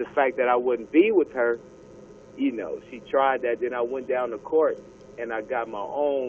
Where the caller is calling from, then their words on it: Ontario, California, United States; I am calling from Ontario, California.